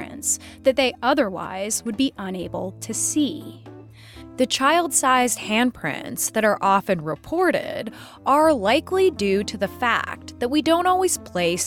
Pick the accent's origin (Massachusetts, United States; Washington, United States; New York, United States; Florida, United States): Washington, United States; Puget Sound; in my hometown. One night when I was a teenager, I was at a gathering on the hidden train tracks beside the salty swamp of the Puget Sound